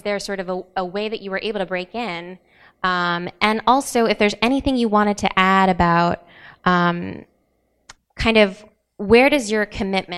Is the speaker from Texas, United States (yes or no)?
yes; West Texas, United States; I grew up in West Texas